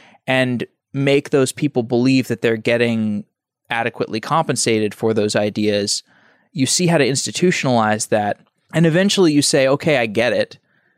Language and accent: English; Austin, Texas, United States; Austin, Texas.